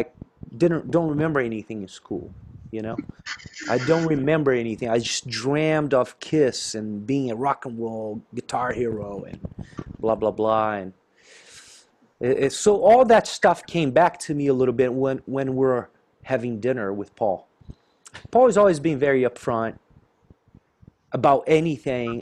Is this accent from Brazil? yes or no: yes; inland southern Brazil, south of Brazil, Brazil; born or raised there; moved away